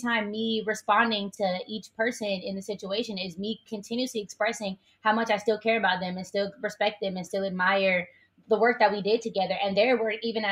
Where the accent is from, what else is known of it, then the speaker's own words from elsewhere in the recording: Oakland, California, United States; growing up in Oakland